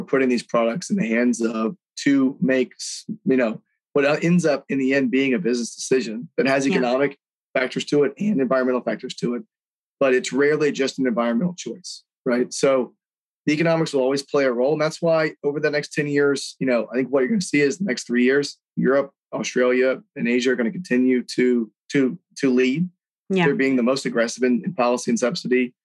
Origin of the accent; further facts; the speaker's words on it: Houston, Texas, United States; being born and raised in Houston, Texas